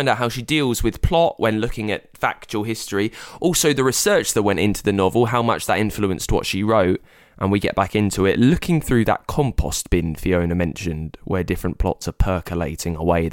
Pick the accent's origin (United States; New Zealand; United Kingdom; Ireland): United Kingdom; I'm British